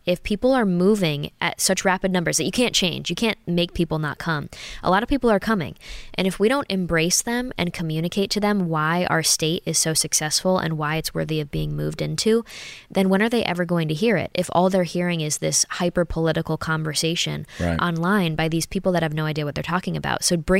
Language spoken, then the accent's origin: English; United States; I'm a conservative woman. I'm an American woman, very proud of those values